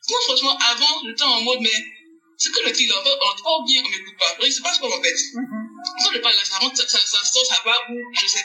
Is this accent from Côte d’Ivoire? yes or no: yes; Côte d’Ivoire; je suis ivoirienne